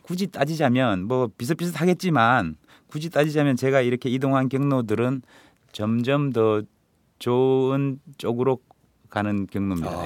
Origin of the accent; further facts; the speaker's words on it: Mungyeong, North Gyeongsang, South Korea; moved away; 제가 아무래도 경북 문경 출신이다